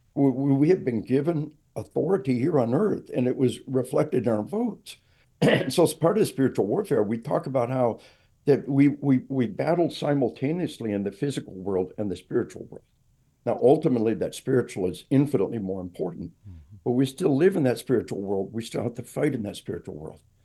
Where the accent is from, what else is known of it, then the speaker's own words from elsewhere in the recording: Arkansas, United States; we are from Arkansas